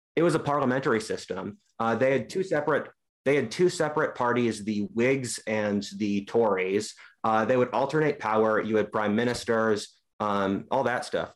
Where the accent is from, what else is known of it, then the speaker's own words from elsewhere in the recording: Philadelphia, Pennsylvania, United States; I'm from Philadelphia